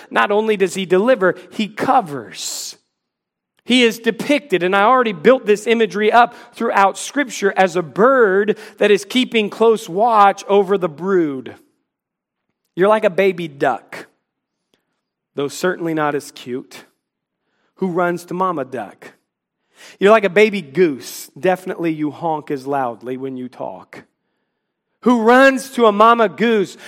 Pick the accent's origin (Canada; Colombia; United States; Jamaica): United States; Washington, District of Columbia; now in Charlotte, United States; I grew up in the Washington, D C area